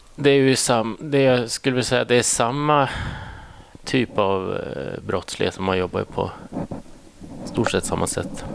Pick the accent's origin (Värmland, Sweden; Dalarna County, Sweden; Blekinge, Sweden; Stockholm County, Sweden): Värmland, Sweden; Säffle; also born or lived in Thailand; now in Enköping, Sweden; jag är från en litet ställe som heter Säffle ja. som ligger i Värmland